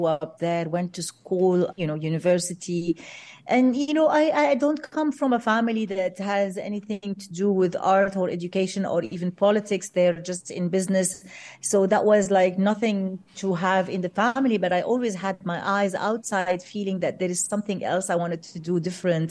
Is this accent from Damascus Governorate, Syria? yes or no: yes; Damascus, Damascus Governorate, Syria; moved away as an adult; also born or lived in London, United Kingdom; now in Beirut, Lebanon; head back to my hometown in Damascus.